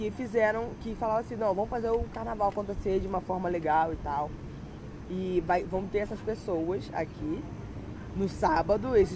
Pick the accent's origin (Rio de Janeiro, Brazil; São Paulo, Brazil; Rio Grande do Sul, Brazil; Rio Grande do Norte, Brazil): Rio de Janeiro, Brazil; Macaé; also born or lived in Petrópolis; eu não nasci em Macaé, eu nasci em Petrópolis, e aí eu falei que eu era do Rio de Janeiro, mas eu falei que eu era, que eu era de Macaé